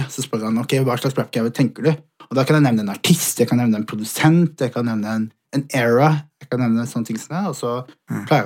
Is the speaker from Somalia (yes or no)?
yes; Somalia; Jeg er, fra, jeg er utlending, jeg er somalier, 100 født og, eh, altså sånn, begge, fra begge sider.